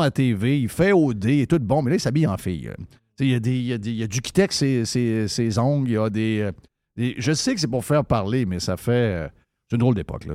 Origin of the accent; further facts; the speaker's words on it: Quebec City, Quebec, Canada; je suis de Québec